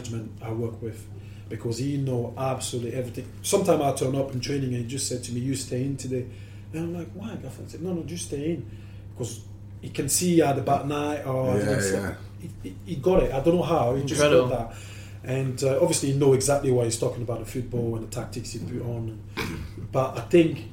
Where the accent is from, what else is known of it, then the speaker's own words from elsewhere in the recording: Paris, Île-de-France, France; now in England; I was born in Paris